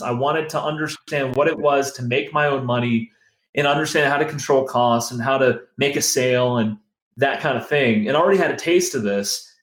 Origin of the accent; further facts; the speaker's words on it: Northern Virginia, United States; also born or lived in Pittsburgh; I grew up in Northern Virginia